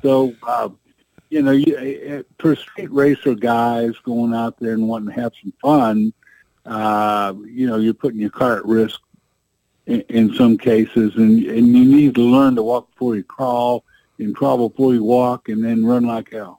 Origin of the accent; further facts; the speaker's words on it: the Ozarks, United States; we came from the Ozarks, so you know what the roads are like here